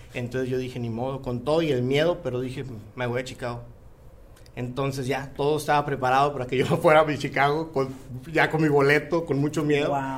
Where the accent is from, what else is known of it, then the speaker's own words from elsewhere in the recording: Mexico; now in United States; el equipo somos mexicanos orgullosamente